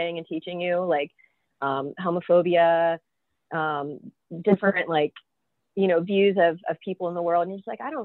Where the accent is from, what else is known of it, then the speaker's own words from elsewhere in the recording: Florida, United States; I'm from Florida